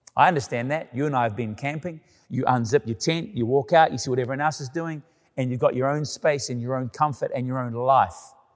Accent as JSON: {"language": "English", "country": "Canada", "said": "living in Canada, about being Canadian"}